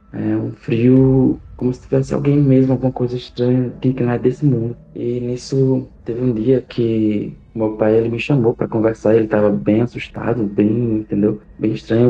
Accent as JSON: {"language": "Portuguese", "town": "Maceió", "region": "Alagoas", "country": "Brazil", "said": "Eu sou da cidade de Maceió, capital de Alagoas"}